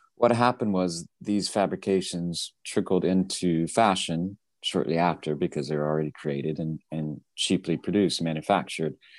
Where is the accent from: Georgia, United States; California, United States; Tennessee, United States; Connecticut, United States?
Tennessee, United States; I grew up in Tennessee, horse farm.